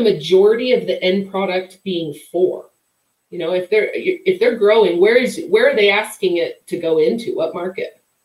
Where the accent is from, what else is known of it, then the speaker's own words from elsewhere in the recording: Wyoming, United States; I grew up in Wyoming